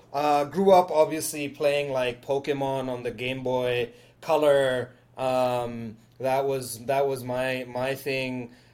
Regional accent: Dubai, United Arab Emirates; moved away as an adult; now in Australia; I grew up in Dubai, that's where I lived for like the first 18 years of my life

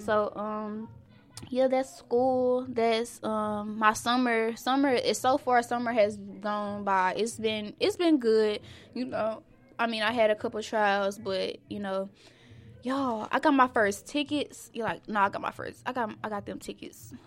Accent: Dallas, Texas, United States; I'm from Sinking Hills

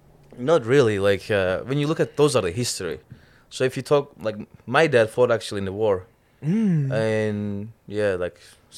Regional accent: Cyprus; English is a second language; Straight from Cyprus.

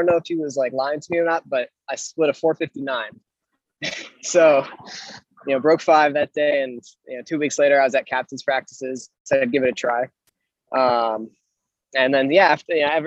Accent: Roseville, Minnesota, United States; moved away as an adult; now in Boston, United States; I'm from Roseville, Minnesota.

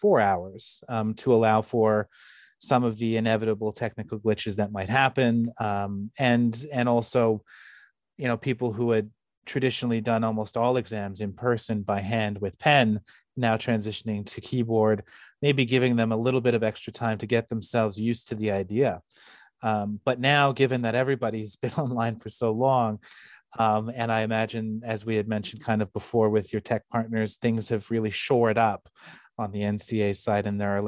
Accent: Canada; moved away as an adult; also born or lived in United Kingdom; I'm originally from Canada

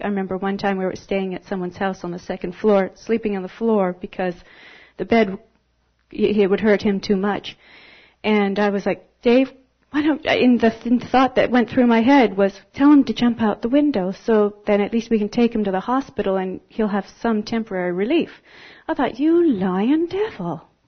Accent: Canada; moved away as an adult; I'm from Canada

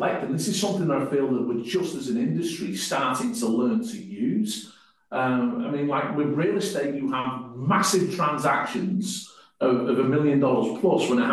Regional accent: North West England, United Kingdom; moved away as an adult; now in New Zealand; I'm not from New Zealand. I come from the northwest of England, came to New Zealand in the mid-90s playing rugby, then moved here permanently in 2001

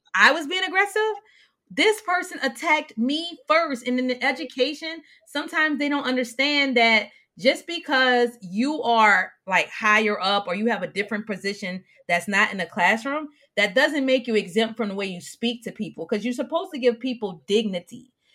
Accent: the South, United States; I'm from South

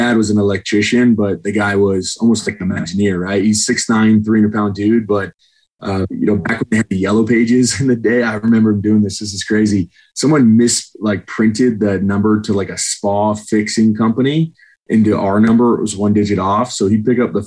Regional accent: Pleasanton, California, United States; also born or lived in San Jose, California; born and raised in Pleasanton, which is East Bay

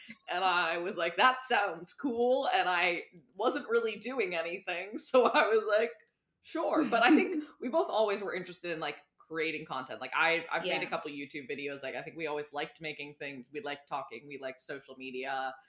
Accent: Massachusetts, United States; now in New York City, United States; I'm from Massachusetts

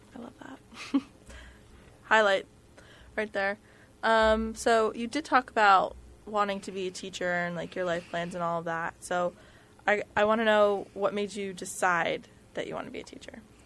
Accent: New Jersey, United States; growing up in New Jersey

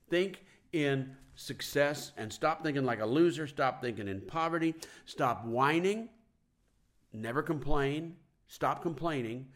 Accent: Kansas City, United States; I'm from Kansas City

